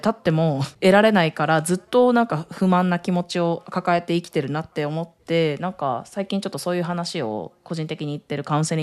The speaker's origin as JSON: {"language": "Japanese", "country": "Japan", "tie": "born or raised there", "said": "私もすごくやっぱり日本で生まれ育って"}